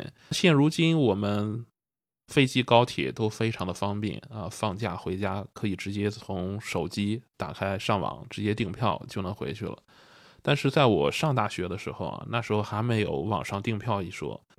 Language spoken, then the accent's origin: Chinese; Jinan, Shandong, China; 那比如说我家是济南的，那坐火车还是坐长途，我是怎么回去啊？